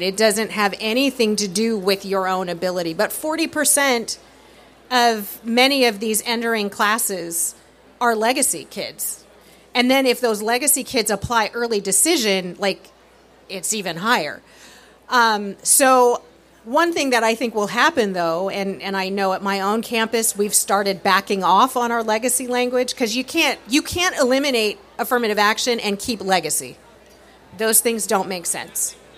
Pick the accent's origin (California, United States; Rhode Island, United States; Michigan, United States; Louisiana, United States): California, United States; moved away; I'm from California